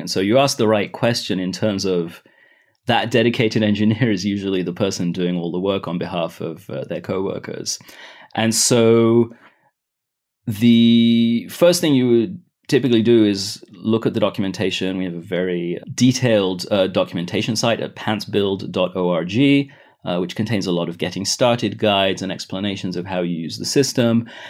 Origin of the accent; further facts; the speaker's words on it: Israel; also born or lived in United Kingdom; I was, uh, born in the U K, but I grew up in Israel